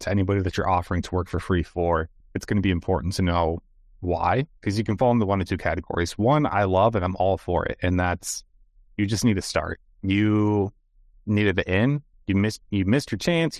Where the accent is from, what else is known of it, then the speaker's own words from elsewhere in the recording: United States; as an American